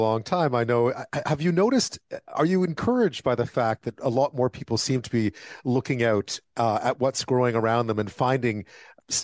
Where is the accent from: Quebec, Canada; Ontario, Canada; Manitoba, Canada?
Quebec, Canada; Montreal; also born or lived in Prince Edward Island; I grew up in Montreal